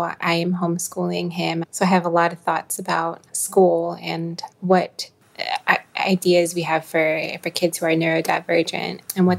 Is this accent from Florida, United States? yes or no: yes; South Florida, United States; also born or lived in Boston; moved back to South Florida, and was teaching in my hometown area.